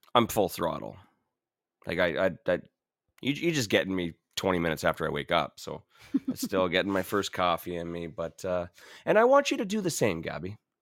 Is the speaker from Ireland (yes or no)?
no; Ontario, Canada; now in Alberta, Canada; I'm from Ontario